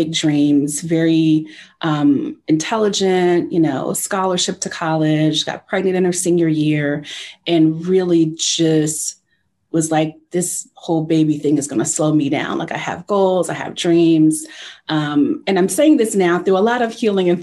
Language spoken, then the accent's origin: English; New Jersey, United States; I'm from New Jersey